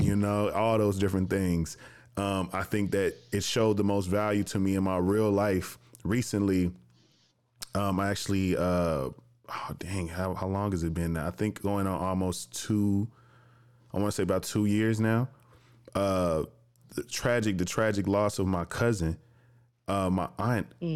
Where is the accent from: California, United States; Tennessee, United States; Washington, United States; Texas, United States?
Tennessee, United States; Jackson; moved away as an adult; also born or lived in Chicago, Illinois; now in Atlanta, United States; I'm from Jackson, Tennessee